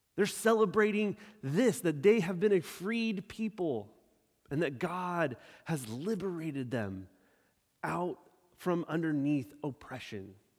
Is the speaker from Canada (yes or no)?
no; Sacramento, California, United States; also born or lived in San Diego, California; I was born and raised in Sacramento, California. I left there after 18 years